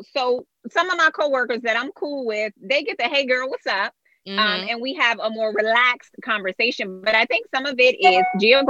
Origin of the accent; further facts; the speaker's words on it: Virginia, United States; moved away; also born or lived in New York; So I grew up in Virginia.